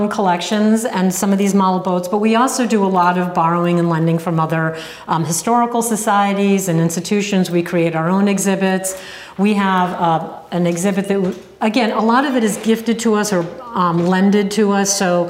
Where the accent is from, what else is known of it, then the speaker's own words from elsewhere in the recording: Connecticut, United States; also born or lived in New England; now in Cape Cod, United States; Well, many places, but I'm from Connecticut originally.